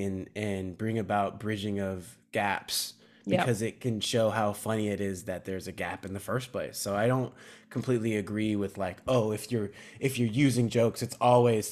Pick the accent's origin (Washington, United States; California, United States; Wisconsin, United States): California, United States; San Marino; I'm from LA. Born and raised in San Marino